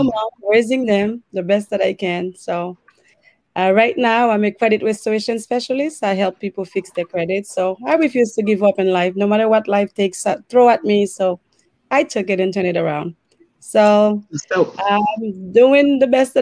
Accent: Haiti; now in United States; I was born and raised in Haiti

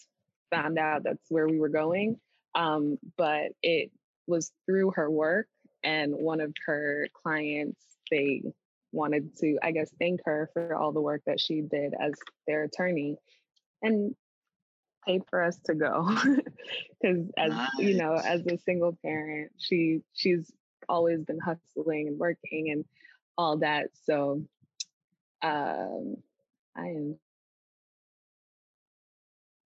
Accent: Florida, United States; also born or lived in Boston, Massachusetts; I grew up mostly in Florida, was raised a bit in Boston, went back and forth

